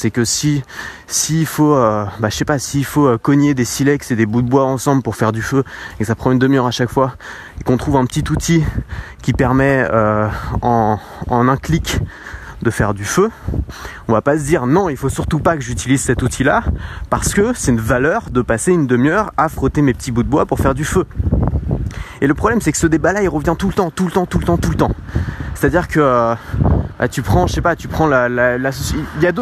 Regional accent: France; Alors moi je le perçois vraiment en France parce que je suis français

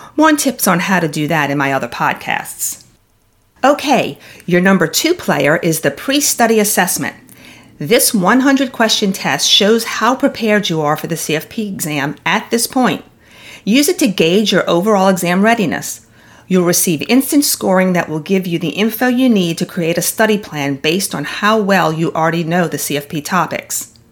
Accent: the South, United States; I'm from the South

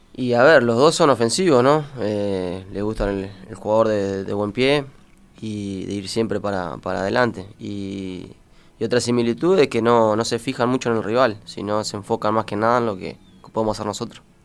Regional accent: Florida, Uruguay; also born or lived in Maldonado, Uruguay / North America; soy criado acá, me crié en Florida, estuve de los dos hasta los 12 años y después me fui a Maldonado

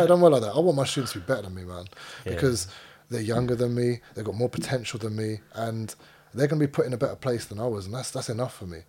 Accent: Cyprus; when I grew up, man, I was in Cyprus at the beach

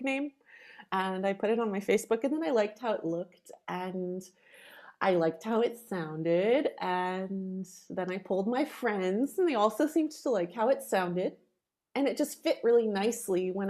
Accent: Canada; moved away as an adult; also born or lived in Poland; now in Austria; My parents both originally come from Poland. They're Polish Canadian, and I was raised speaking Polish, English, and then French

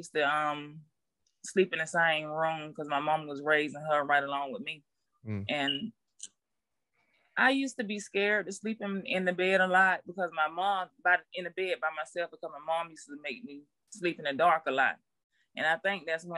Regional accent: Albany, United States; I'm from Albany

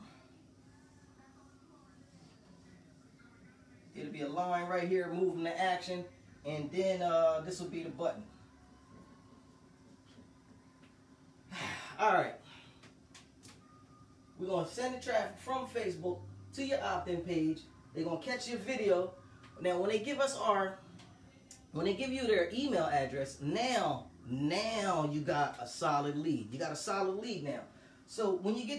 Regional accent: Delaware, United States; I'm from Delaware. I was downtown, city of Wilmington

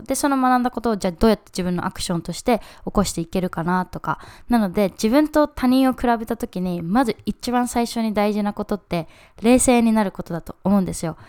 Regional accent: Japan; moved away as an adult; うちは日本で生まれて日本で育って

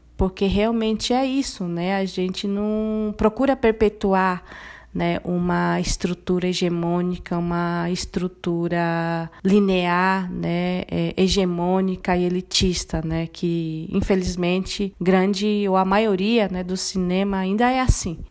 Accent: Dourados, Mato Grosso do Sul, Brazil; Eu sou de Mato Grosso do Sul, eu sou Guarani Kaiowá, eu nasci é, e me criei num contexto de aldeia, né? Eu sou da, da aldeia Jaguapiru, né? Que ela fica no município de Dourados

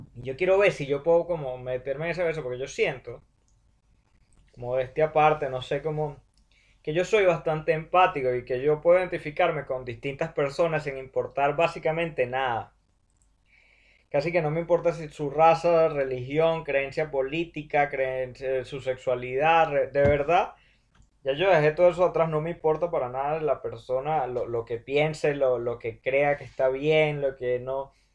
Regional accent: Venezuela; yo como venezolano

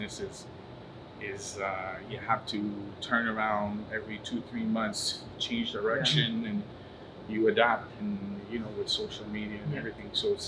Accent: Montreal, Quebec, Canada; Montreal, right here, downtown. I was born downtown, still downtown.

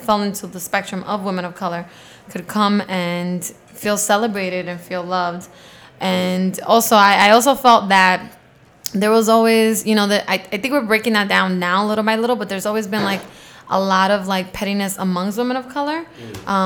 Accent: New York City, New York, United States; I grew up in Queens

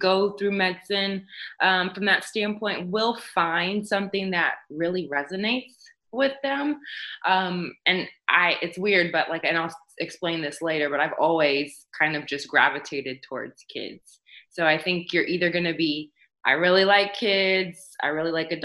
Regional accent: Houston, Texas, United States; also born or lived in East Coast; I am a Houstonian. I was born and raised in Houston, Texas

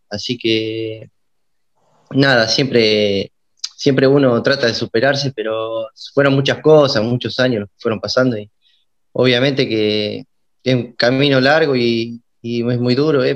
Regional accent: Ranchos, Buenos Aires Province, Argentina; yo soy oriundo de Ranchos, de la ciudad de Ranchos, mi, padre es de acá

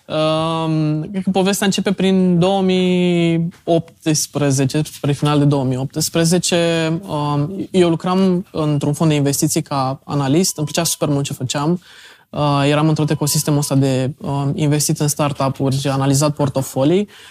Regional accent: Brăila, Brăila County, Romania; now in Bucharest, Romania; eu sunt din Brăila, m-am întors înapoi în București

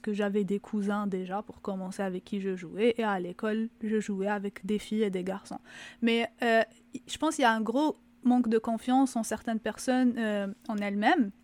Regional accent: Algeria; now in Quebec, Canada; en tant qu'Algérienne, bien sûr, de ce que j'ai vu en Algérie

